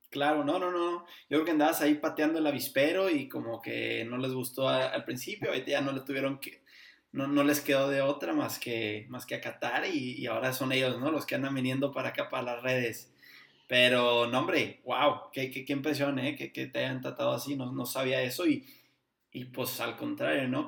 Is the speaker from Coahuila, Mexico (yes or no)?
yes; Torreón, Coahuila, Mexico; now in Houston, United States; soy de Torreón, pero yo vivo acá en Houston